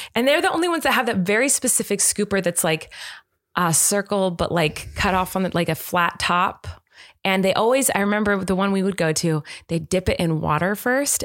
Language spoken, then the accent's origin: English; United States; I'm American